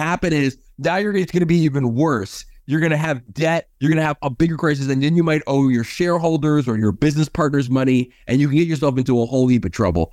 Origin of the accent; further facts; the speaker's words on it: New York City, New York, United States; now in Los Angeles, United States; my friends that I had growing up in New York